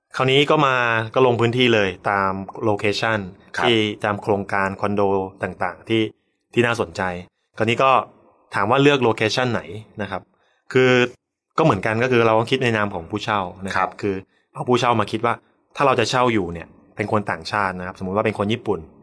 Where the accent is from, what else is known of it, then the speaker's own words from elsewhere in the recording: Chonburi, Thailand; also born or lived in Bangkok; กลับบ้านที่ชลบุรี